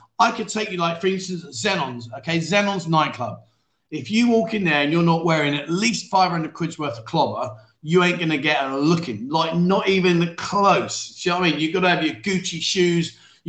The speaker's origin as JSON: {"language": "English", "region": "London", "country": "United Kingdom", "tie": "born or raised there", "said": "So, as you know, like, I grew up and lived in London."}